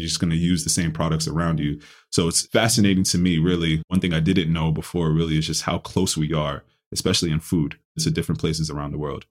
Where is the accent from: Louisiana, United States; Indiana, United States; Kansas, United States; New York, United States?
New York, United States; New York City; also born or lived in Ghana; I grew up in the Bronx, New York